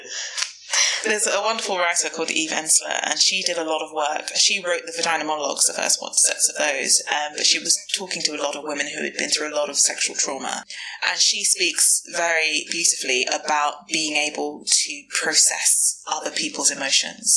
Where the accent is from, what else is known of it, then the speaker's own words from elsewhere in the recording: London, United Kingdom; I'm a Londoner. I was born and raised in the bubble.